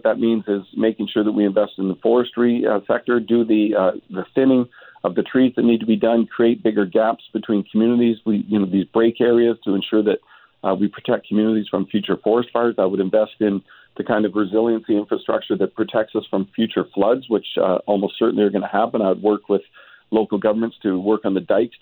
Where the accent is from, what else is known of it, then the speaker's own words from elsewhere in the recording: British Columbia, Canada; British Columbians